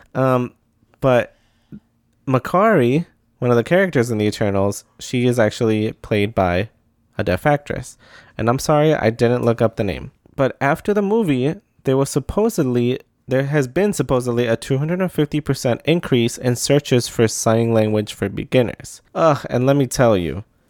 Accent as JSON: {"language": "English", "region": "Midwest", "country": "United States", "said": "I'm from the Midwest. Saying sorry is a pastime."}